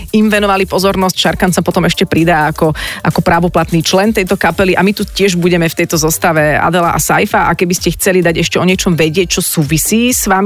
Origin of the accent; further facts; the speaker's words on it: Bratislava, Bratislava Region, Slovakia; Ja som z Bratislavy.